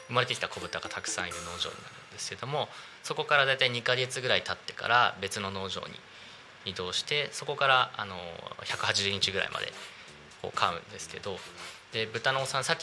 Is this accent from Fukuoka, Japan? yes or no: no; Narita, Chiba, Japan; 僕成田市のあの羽生地区、ま、万崎ちょっと出身なんですけど